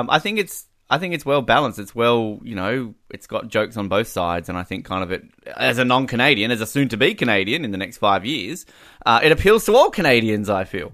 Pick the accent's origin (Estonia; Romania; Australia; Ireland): Australia